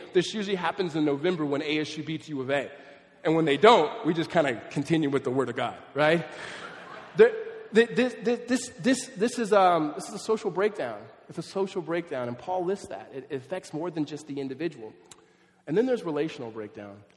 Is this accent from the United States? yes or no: yes; Southern California, United States; I grew up in Southern California